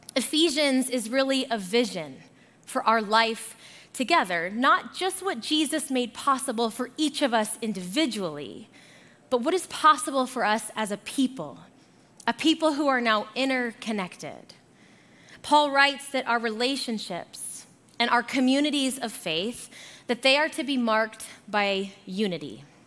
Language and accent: English; Arizona, United States; moved away as an adult; also born or lived in Boulder, Colorado; now in Colorado, United States; So, I am originally from Arizona, and I moved here for my undergrad at CU Boulder.